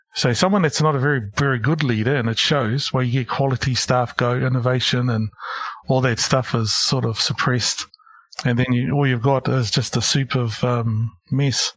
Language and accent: English; Porirua, Wellington, New Zealand; moved away as an adult; also born or lived in Christchurch / Hamilton / Auckland; I grew up in Porirua, Wellington